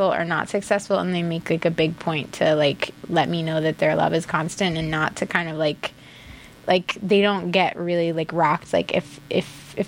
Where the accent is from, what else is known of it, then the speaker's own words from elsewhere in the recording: Iowa, United States; I grew up in Iowa, but ethnically, I'm Norwegian